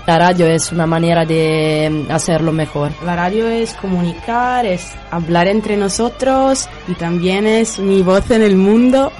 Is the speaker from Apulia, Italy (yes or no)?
no; Sardinia, Italy; Spanish is a second language; also born or lived in Huelva; mañana tengo el avión para volver a, a mi ciudad, en Cerdeña